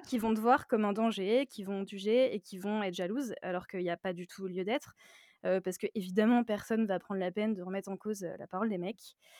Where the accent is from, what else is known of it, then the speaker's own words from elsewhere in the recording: Nantes, Pays de la Loire, France; j'ai 29 ans, je suis de Nantes